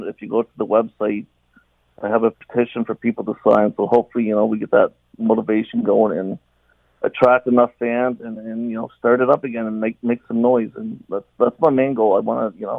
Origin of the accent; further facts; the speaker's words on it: Hamilton, Ontario, Canada; moved away as an adult; now in Brampton, Canada; I don't live in Hamilton. I live in Brampton, but I grew up in Hamilton. I lived there practically all my life.